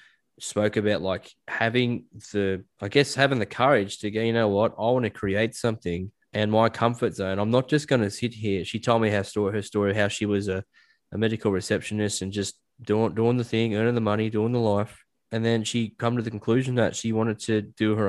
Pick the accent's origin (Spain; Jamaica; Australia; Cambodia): Australia; especially in Australia, like as an Australian man, you're raised to say things like "she'll be right,"